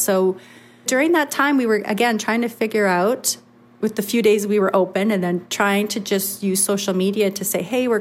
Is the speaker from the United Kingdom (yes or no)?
no; Flin Flon, Manitoba, Canada; I've been born and raised in Flin Flon. Everybody knows me here